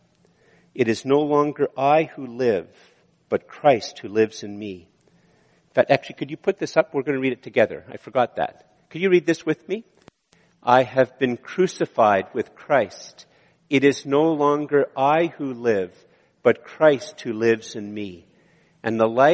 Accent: Canada; I'm a Canadian

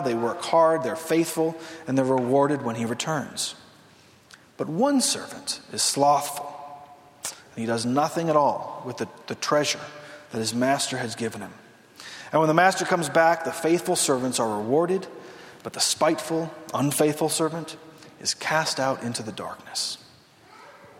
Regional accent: Southern California, United States; I grew up in Southern California

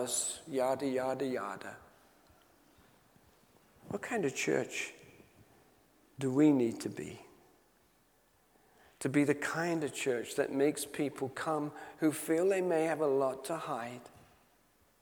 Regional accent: Knutsford, North West England, United Kingdom; my hometown of Knutsford in Cheshire

